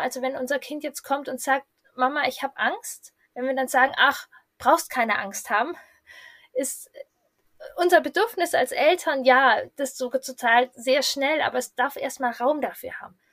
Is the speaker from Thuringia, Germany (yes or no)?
no; Hanover, Lower Saxony, Germany; ich komme aus Hannover